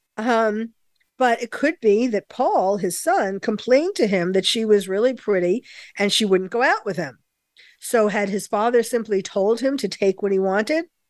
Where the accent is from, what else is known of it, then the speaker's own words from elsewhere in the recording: New York, United States; as a New Yorker myself, born and bred in New York